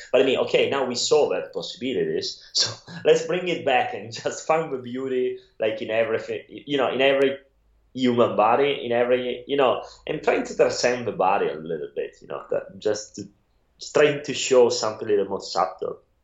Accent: Italy; accent: Italian; English is a second language; moved away; I'm from Italy

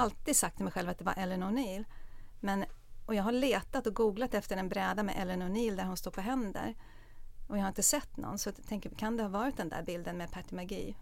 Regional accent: Stockholm, Stockholm County, Sweden; Jag är uppvuxen i Stockholm

